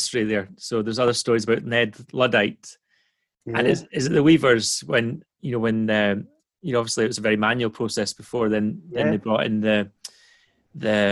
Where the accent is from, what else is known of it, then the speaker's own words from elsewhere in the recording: Dundee, Scotland, United Kingdom; I was born outside Dundee. I used to be quite embarrassed the fact I was from Dundee originally